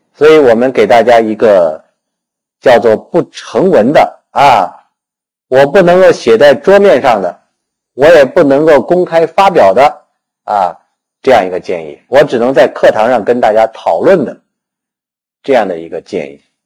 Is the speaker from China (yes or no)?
yes; China; 我们中国人